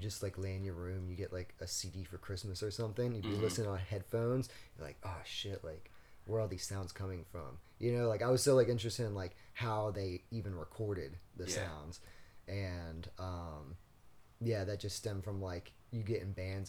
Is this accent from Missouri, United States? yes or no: no; Pensacola, Florida, United States; moved away as an adult; also born or lived in Tallahassee, Florida; now in Busan, South Korea; where I grew up in Florida, like, was Pensacola, which is, like, a weird fucking part of Florida